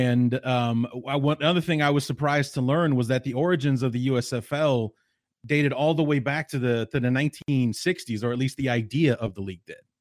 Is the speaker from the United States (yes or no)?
yes; Evanston, Illinois, United States; I grew up in the Chicagoland area. Uh, I went to Evanston High School